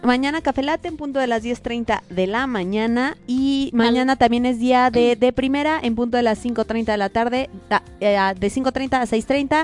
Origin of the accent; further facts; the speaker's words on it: Mexico; somos los mexicanos